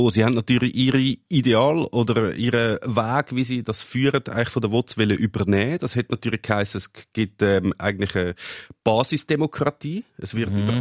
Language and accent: German; Switzerland; dort, wo ich aufgewachsen bin, gibt es eine Genossenschaftsbeiz.